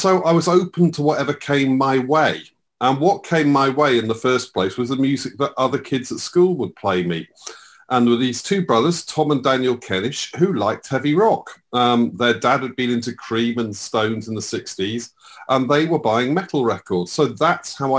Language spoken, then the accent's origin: English; Slough, South East England, United Kingdom; I grew up in Slough